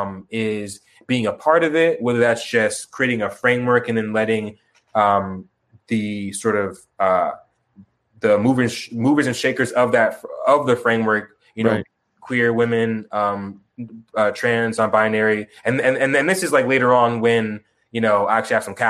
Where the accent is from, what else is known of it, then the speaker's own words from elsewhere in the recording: Tucson, Arizona, United States; also born or lived in Chicago, Illinois; I was born and raised in Chicago, but Tucson, but I grew up in Tucson